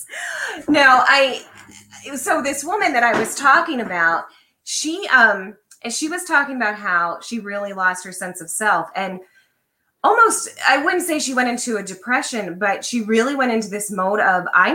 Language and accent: English; Lancaster, Pennsylvania, United States; I grew up in Lancaster, Pennsylvania, which is very conservative